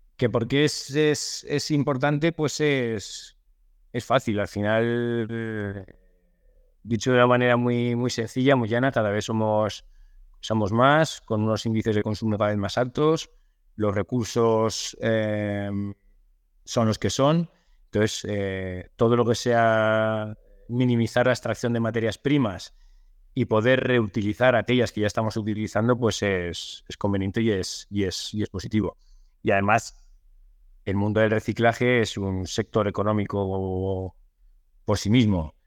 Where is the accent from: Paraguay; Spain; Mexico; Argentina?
Spain; Soria, Castile and León; now in Torrejón de Ardoz, Spain; yo soy de, soy de Soria, aunque bueno, vivo desde hace muchos años en, en de Ardoz, en, Madrid